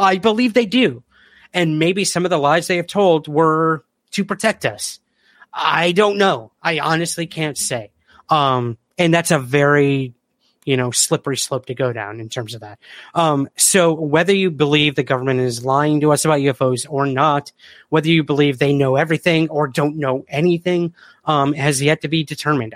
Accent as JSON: {"language": "English", "town": "Syracuse", "region": "New York", "country": "United States", "said": "I'm from Syracuse, New York."}